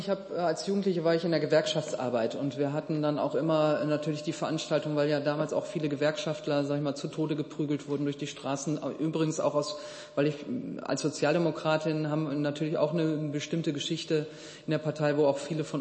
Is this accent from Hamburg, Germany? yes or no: no; Duisburg, North Rhine-Westphalia, Germany; was ist eigentlich mit unseren Duisburgern, wo ich herkomme